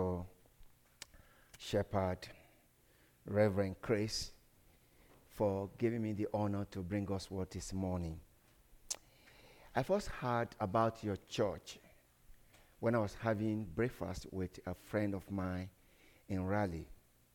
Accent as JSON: {"language": "English", "country": "Nigeria", "said": "I come from Nigeria"}